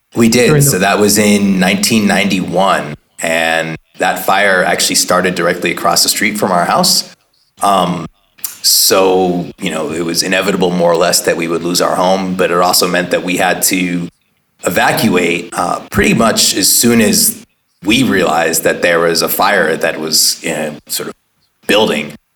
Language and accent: English; Oakland, California, United States; born or raised there; also born or lived in Pebble Beach, California